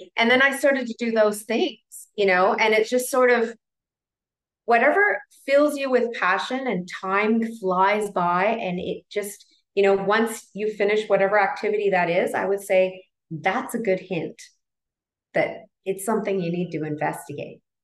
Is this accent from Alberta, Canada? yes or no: no; Toronto, Ontario, Canada; moved away as an adult; now in Colombia; all my life, raised, born and raised in Toronto, Canada